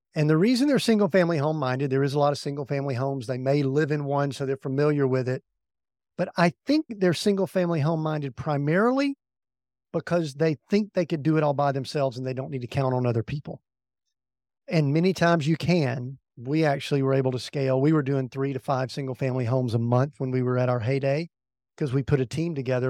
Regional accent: the South, United States; We grew up in the South

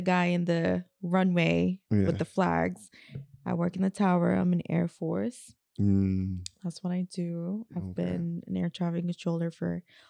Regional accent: Abu Dhabi, United Arab Emirates; It's like the countryside of Abu Dhabi. It's just a really, really, really small city.

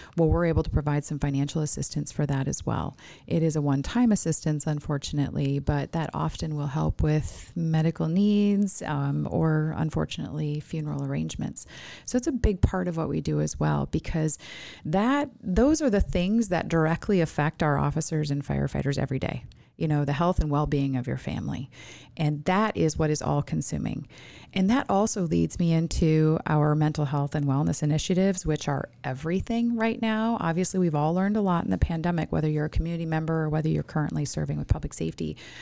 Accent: Minnesota, United States; now in Arizona, United States; I'm from Minnesota

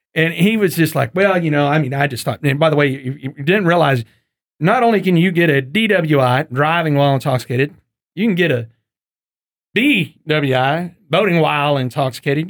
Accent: East Texas, United States; I grew up in the country, and I grew up hunting in East Texas

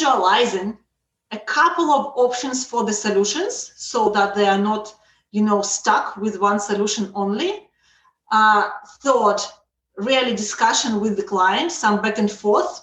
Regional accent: Russia; also born or lived in Israel; now in Canada; I'm originally from Russia

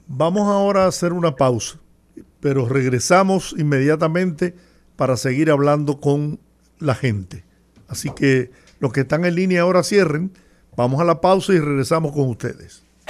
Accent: Dominican Republic; esa es parte de la pasión del dominicano. Nosotros estamos acostumbrados a ganar

